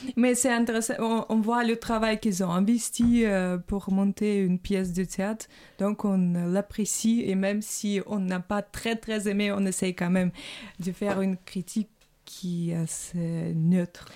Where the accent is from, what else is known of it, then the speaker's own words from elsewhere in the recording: Saint Petersburg, Russia; now in France; je suis russe. voilà. Donc, bon, je viens de Saint-Pétersbourg